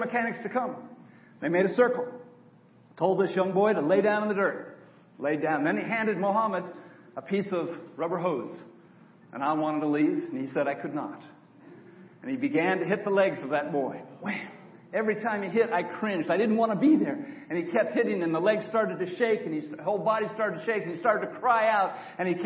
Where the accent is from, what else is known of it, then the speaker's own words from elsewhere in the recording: Auburn, California, United States; moved away as an adult; I grew up in Auburn, California, just north of Sacramento, on a dairy farm